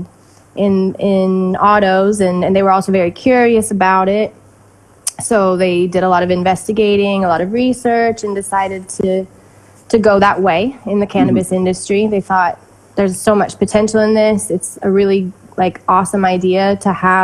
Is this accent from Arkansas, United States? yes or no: yes; Arkansas, United States; also born or lived in Kentucky; now in Barcelona, Spain; I was born in Kentucky, but I was raised in Arkansas